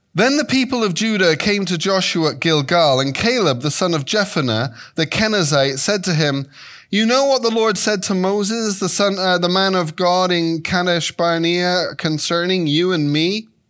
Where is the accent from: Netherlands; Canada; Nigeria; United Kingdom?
United Kingdom; England; moved away as an adult; also born or lived in Devonshire; now in Chicago, United States; I was raised in England